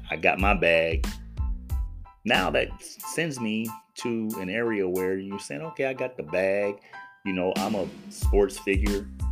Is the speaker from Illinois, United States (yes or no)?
no; Los Angeles, California, United States; I'm from Los Angeles, 59 years here